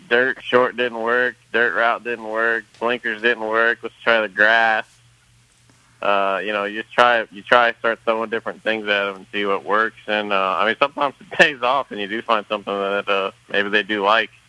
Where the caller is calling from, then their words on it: Louisville, Kentucky, United States; Uh, I'm in Louisville.